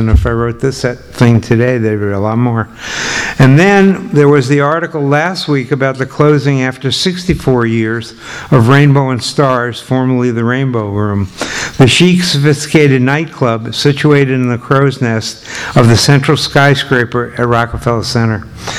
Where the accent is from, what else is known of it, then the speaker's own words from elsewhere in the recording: New York City, New York, United States; now in Michigan, United States; I grew up in Rockaway Beach, which is in Queens, in the late 40s and all through the 50s. Our neighborhood extended for 23 blocks, beginning at the boardwalk on 116th and ending at Reese Park Beach at the foot of the Marine Parkway Bridge